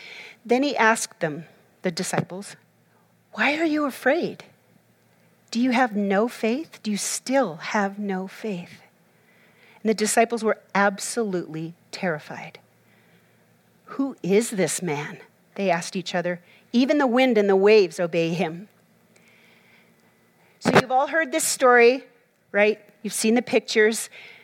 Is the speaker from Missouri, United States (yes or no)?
no; Minnesota, United States; When I grew up in Minnesota, and so we are known basically for being the cold state, right?